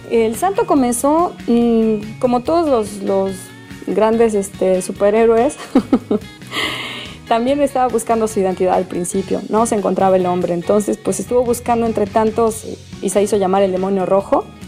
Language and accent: Spanish; Mexico; como buena mexicana